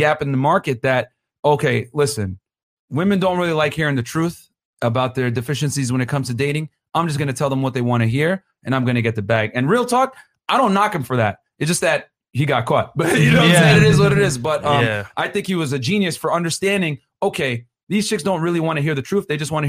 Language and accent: English; Nigeria; I'm Nigerian as well.